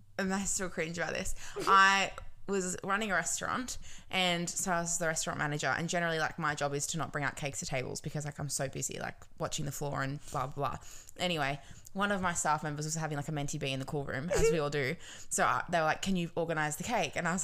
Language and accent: English; Wollongong, New South Wales, Australia; also born or lived in Robertson, New South Wales; I grew up in Robertson